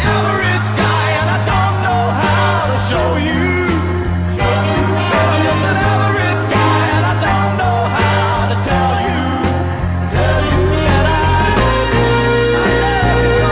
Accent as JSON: {"language": "English", "town": "Pomona", "region": "California", "country": "United States", "tie": "born or raised there", "said": "Pomona, my hometown"}